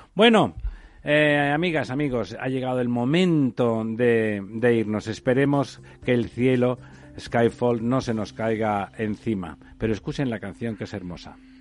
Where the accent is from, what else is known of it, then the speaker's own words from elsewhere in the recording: Catalonia, Spain; yo soy catalán